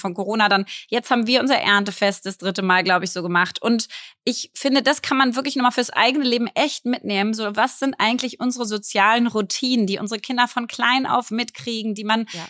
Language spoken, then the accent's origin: German; Berlin, Germany; ich bin ja jetzt 35 und ich bin Berlinerin